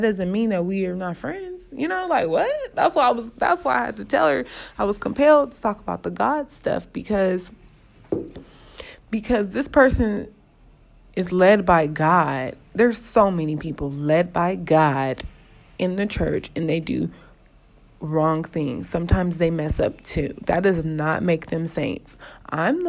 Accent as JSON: {"language": "English", "town": "Los Angeles", "region": "California", "country": "United States", "said": "I'm still from South Central"}